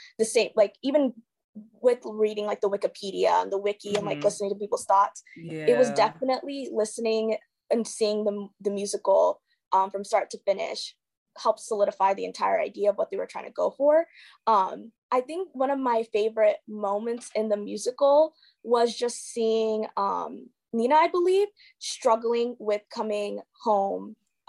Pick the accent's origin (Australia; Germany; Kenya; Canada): Kenya; so I'm like a first generation like immigrant, I'm Kenyan.